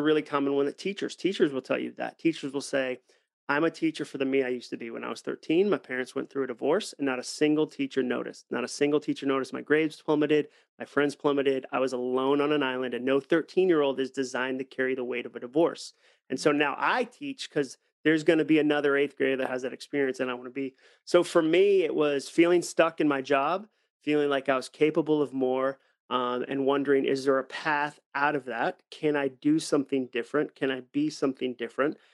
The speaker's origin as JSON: {"language": "English", "town": "Ipswich", "region": "Massachusetts", "country": "United States", "tie": "born or raised there", "said": "growing up in Ipswich on the North Shore of Massachusetts"}